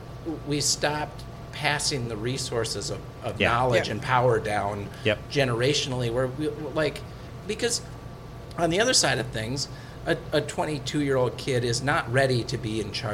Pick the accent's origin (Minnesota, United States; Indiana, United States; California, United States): Minnesota, United States; It is so hard for Minnesotans.